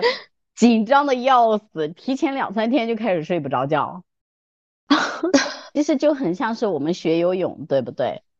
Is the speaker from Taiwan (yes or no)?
no; China; 我们中国人，尤其女生啊